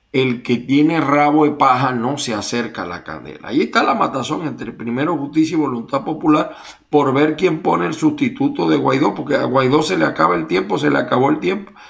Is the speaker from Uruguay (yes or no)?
no; Venezuela; moved away as an adult; yo cuando salí de Venezuela, mi corazón, mi mente está allá.